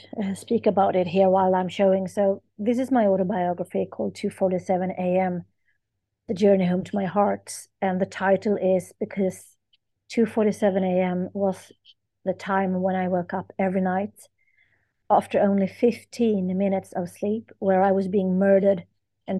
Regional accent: Sweden; I am from Sweden

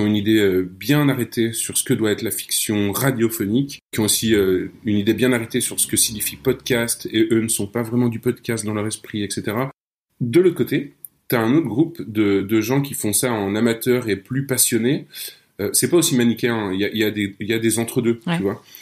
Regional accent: Nancy, Grand Est, France; now in Brussels, Belgium; je suis un Français de Nancy, installé à Bruxelles

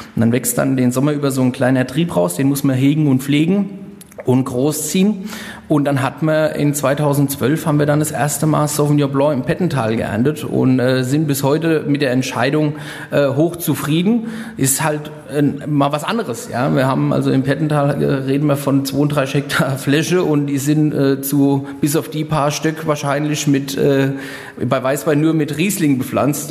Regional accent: Rheinhessen, Rhineland-Palatinate, Germany; hier bei uns in Rheinhessen

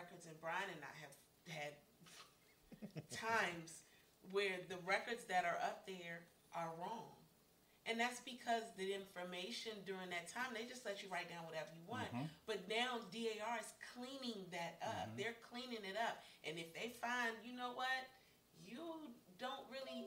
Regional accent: United States; I am from here. I'm from America. I go back 7 or 8 generations

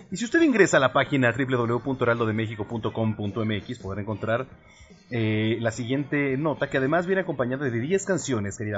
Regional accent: Ciudad Obregón, Sonora, Mexico; now in Tecámac, Mexico; Aquí trabajando y escuchando su excelente programa desde Tecamac, Estado de México. Soy de Ciudad Obregón, Sonora.

